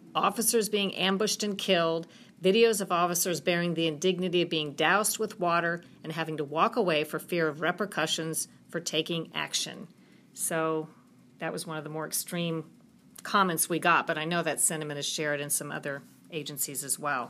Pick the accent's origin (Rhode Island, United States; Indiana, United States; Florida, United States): Florida, United States; I'm from Florida